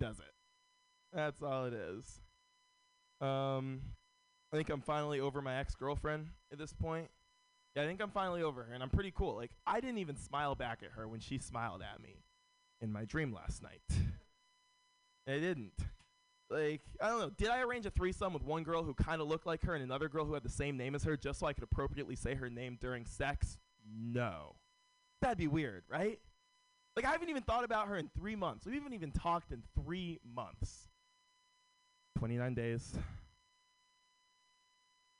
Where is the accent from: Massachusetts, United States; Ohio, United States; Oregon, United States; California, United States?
California, United States; San Francisco; Born and raised in San Francisco.